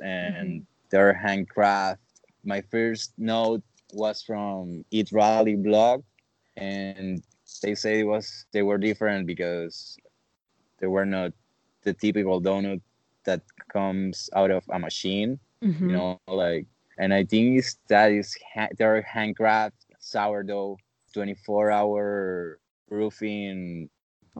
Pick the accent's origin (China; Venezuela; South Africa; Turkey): Venezuela; moved away as an adult; also born or lived in Argentina; I'm from Venezuela